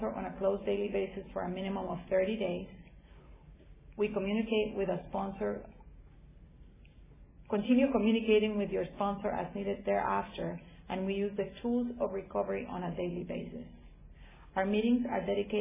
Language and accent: English; Guatemala; moved away; I'm from originally from Guatemala